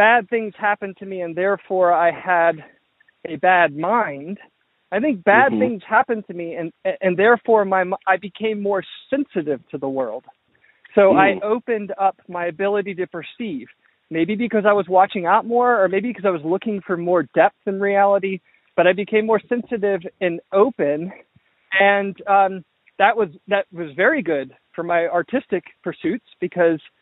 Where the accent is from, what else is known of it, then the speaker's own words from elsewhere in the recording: Georgia, United States; I grew up in the South, in the Southeast, in Georgia.